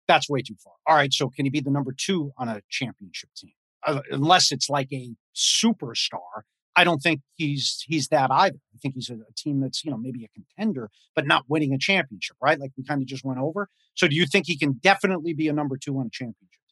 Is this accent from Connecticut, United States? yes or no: yes; Connecticut, United States; I grew up in Connecticut